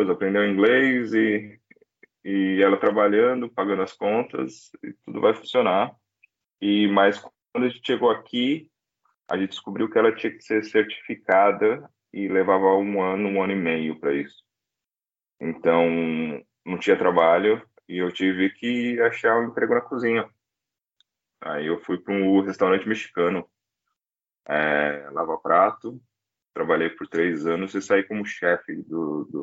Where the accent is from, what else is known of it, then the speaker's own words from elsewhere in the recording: São Bernardo do Campo, São Paulo, Brazil; moved away as an adult; now in Australia; Sou de São Bernardo